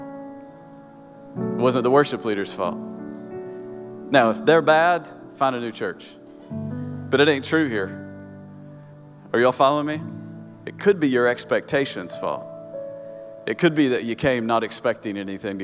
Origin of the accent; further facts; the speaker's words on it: Kingsport, Tennessee, United States; accent: hillbilly; moved away; I grew up in Upper East Tennessee, so Kingsport, Tennessee, right where Tennessee and Virginia meet